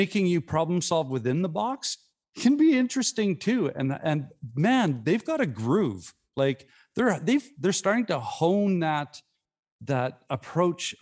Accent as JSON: {"language": "English", "town": "Saskatoon", "region": "Saskatchewan", "country": "Canada", "said": "Saskatoon, where I'm from, is the hometown of one said Gordon Howe"}